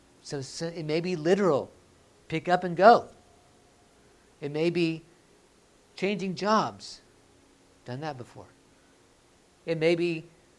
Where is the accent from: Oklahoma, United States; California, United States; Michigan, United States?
Oklahoma, United States; moved away as an adult; I'm born and raised in Oklahoma